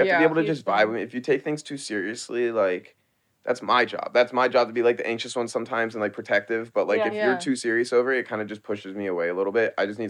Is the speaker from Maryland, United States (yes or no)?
yes; Baltimore, Maryland, United States; moved away as an adult; also born or lived in New York; now in Los Angeles, United States; I'm from Baltimore.